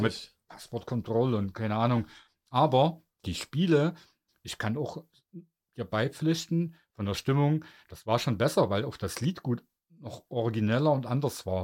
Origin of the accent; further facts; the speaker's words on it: Germany; als Deutsche